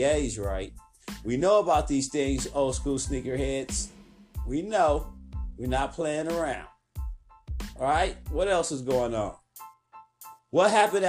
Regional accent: Oakland, California, United States; I'm from East Oakland, where it goes down

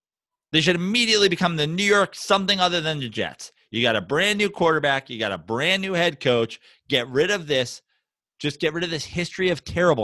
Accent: Canada; Yeah, no, I'm Canadian. It's fine.

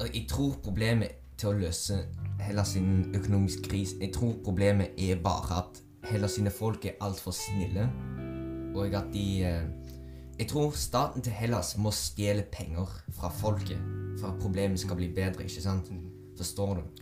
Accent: Azerbaijan; moved away; Aserbajdsjan, der jeg kommer fra

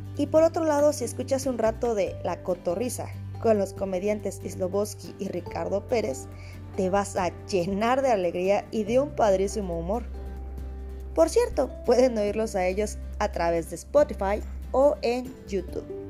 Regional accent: Mexico; soy mexicana

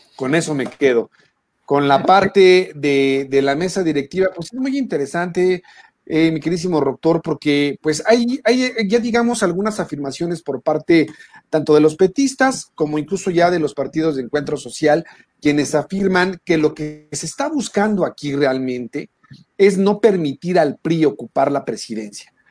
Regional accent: Mexico; Somos mexicanos

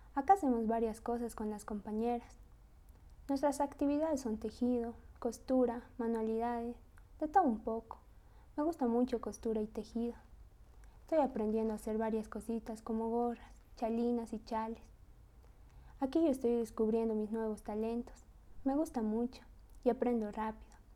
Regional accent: Tarija, Bolivia; also born or lived in Sucre; Yo soy de Cercado Tarija. Con mi familia hemos vivido un año en Sucre, pero prefiero toda la vida vivir en mi pueblo

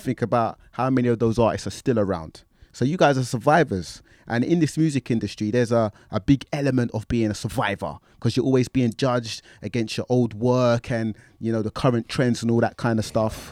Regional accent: London, United Kingdom; growing up in Tottenham

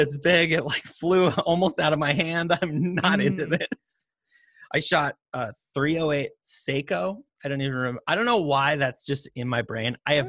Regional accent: Whitefish, Montana, United States; he grew up in Lakeside, Montana, and I grew up in Whitefish.

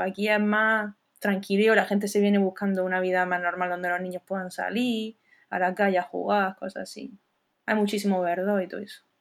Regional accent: Almería, Andalusia, Spain; moved away as an adult; also born or lived in Dublin, Ireland; now in Paris, France; soy almeriense, de pura cepa, de la cañada de San Urbano.

